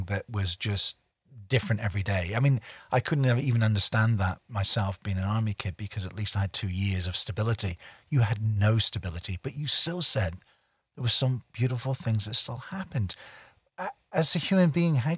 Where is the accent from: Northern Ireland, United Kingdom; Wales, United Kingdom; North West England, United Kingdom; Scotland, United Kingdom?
Scotland, United Kingdom; I'm a stubborn Scotsman.